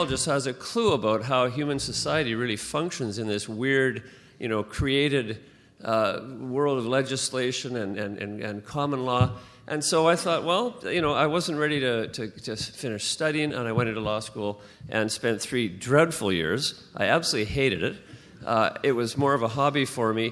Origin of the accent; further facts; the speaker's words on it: Vancouver, British Columbia, Canada; also born or lived in London; I was born in Vancouver